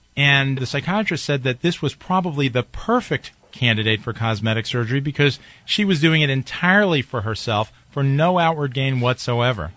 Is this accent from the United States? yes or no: yes; Highland Falls, New York, United States; I grew up in Highland Falls, New York.